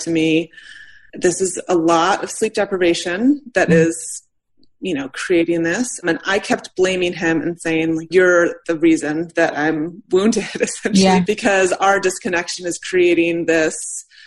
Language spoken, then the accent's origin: English; United States; I'm white, I'm straight, I'm American, I'm middle class.